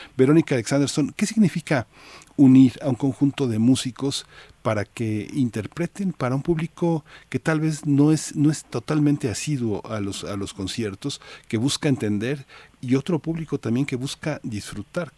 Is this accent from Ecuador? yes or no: no; Mexico